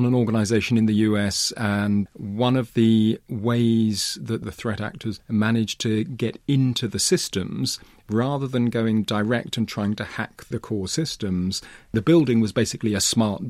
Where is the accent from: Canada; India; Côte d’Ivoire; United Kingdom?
United Kingdom; England; also born or lived in Africa; So actually, I grew up partly in England, partly in different parts of Africa.